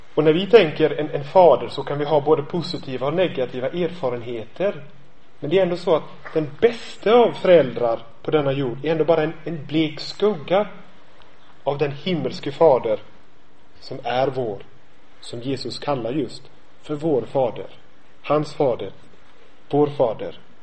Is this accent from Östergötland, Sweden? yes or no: no; Gothenburg, Västra Götaland, Sweden; Jag kommer från, från Göteborg.